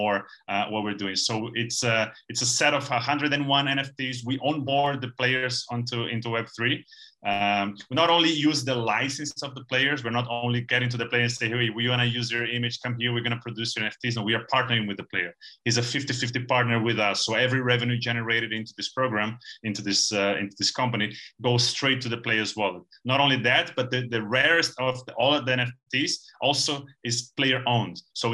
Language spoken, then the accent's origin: English; Brazil; we're from Brazil